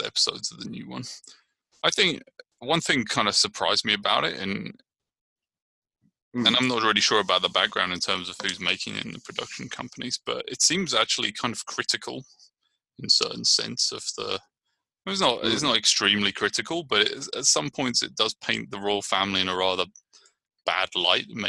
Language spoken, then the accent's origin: English; Brighton, South East England, United Kingdom; now in Richmond, United States; I'm from Brighton, England, and I'm living in Richmond, California